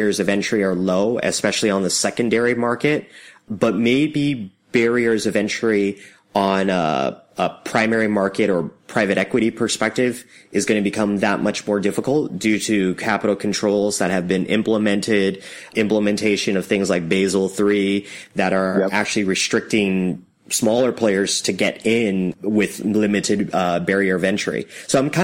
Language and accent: English; Canada; I'm a Canadian